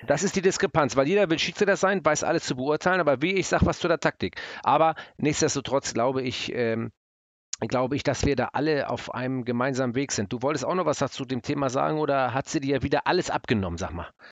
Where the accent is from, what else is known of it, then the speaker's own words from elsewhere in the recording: Hamburg, Germany; ich bin ja Hamburger